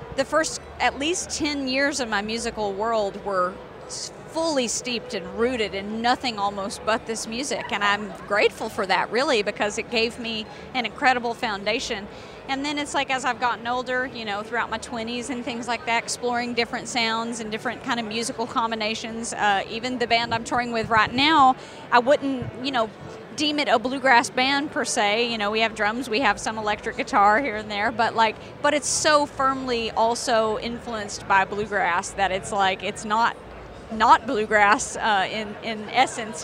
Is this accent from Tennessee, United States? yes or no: yes; Tennessee, United States; I'm from Tennessee